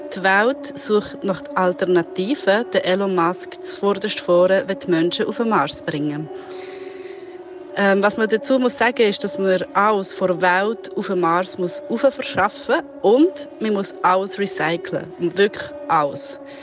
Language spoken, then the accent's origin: German; Italy; now in Switzerland; Ich als Italienerin leide manchmal in der Schweiz